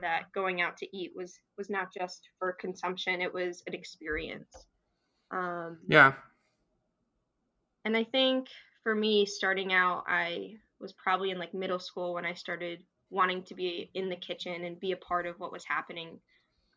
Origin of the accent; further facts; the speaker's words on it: New Jersey, United States; I'm originally from New Jersey